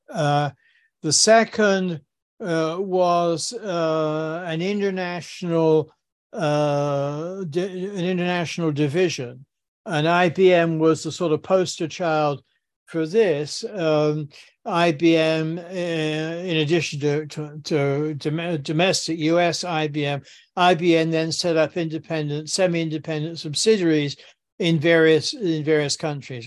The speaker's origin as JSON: {"language": "English", "town": "Southampton", "region": "South East England", "country": "United Kingdom", "tie": "born or raised there", "moved": "as an adult", "lives_now": "New York, United States", "said": "I grew up in, in Southampton, uh, in, in England"}